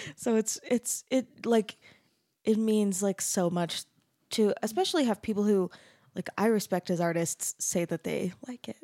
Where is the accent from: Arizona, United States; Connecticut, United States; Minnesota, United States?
Arizona, United States; I'm from Arizona